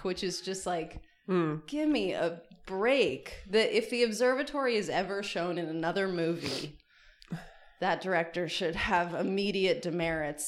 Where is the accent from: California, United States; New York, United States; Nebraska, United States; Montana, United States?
California, United States; Los Angeles; I grew up here. So I've lived in LA for 22 years